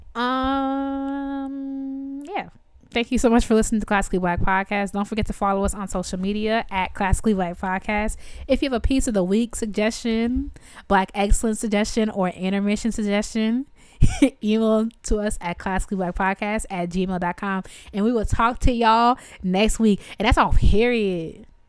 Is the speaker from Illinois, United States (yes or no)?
yes; Evanston, Illinois, United States; Evanston's where I'm from